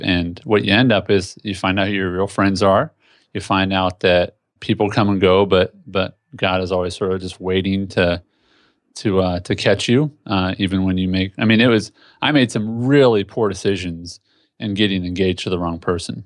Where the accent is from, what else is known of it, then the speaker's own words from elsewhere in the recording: Indianapolis, Indiana, United States; moved away as an adult; now in Tennessee, United States; I was born and raised in Indianapolis, Indiana